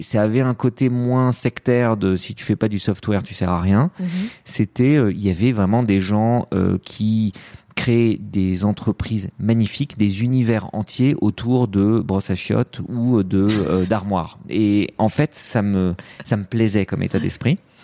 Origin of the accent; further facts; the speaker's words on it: France; also born or lived in Lebanon; Je suis né au Liban, mais euh, je suis arrivé en France très très vite